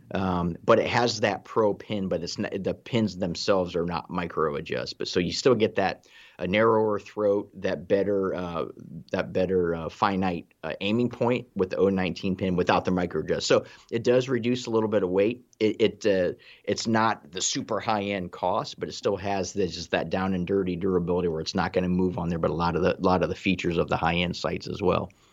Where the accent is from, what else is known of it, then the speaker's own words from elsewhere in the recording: Ohio, United States; I'm from Ohio